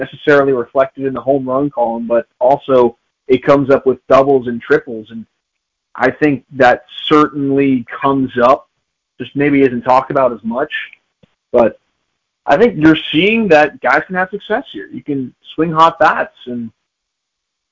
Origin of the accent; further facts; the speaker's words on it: Chicago, Illinois, United States; myself being a Chicagoan